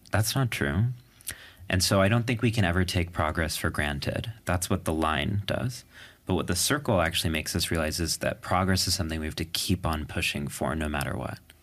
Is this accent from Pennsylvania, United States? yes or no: no; New York City, New York, United States; when I say I'm from New York, what I mean is specifically a New York City diner table